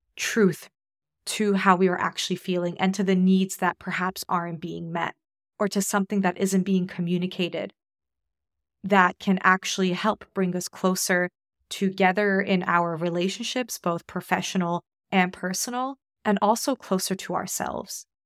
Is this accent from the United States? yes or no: yes; United States; moved away as an adult; also born or lived in Australia; now in New Zealand; I'm Polish American